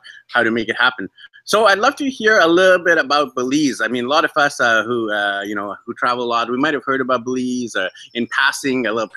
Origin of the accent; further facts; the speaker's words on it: Vancouver, British Columbia, Canada; I'm actually from Vancouver, BC, Canada